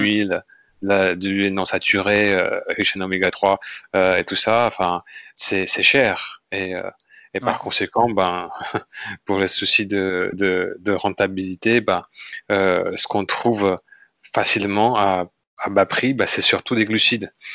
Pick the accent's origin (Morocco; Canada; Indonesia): Indonesia; French is a second language; moved away as an adult; also born or lived in Lille, France; now in France; je suis euh, indonésien d'origine. Ouais. Donc, je suis né en Indonésie. Et à l'âge de 20 ans, je suis venu en France